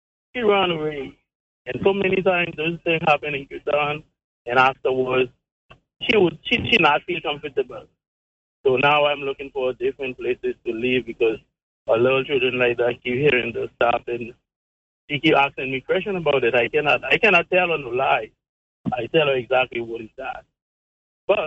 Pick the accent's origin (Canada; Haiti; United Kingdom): Haiti; moved away as an adult; now in Turks and Caicos Islands; I'm from Haiti. I live in Turkey from 2015